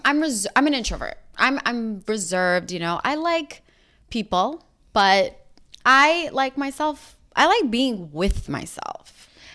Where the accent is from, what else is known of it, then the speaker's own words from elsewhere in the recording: New York City, New York, United States; moved away as an adult; now in Los Angeles, United States; We grew up in Rockaway Beach